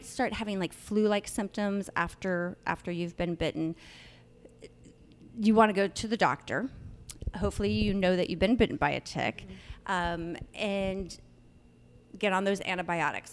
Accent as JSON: {"language": "English", "region": "Northern California", "country": "United States", "tie": "born or raised there", "said": "I grew up in Northern California"}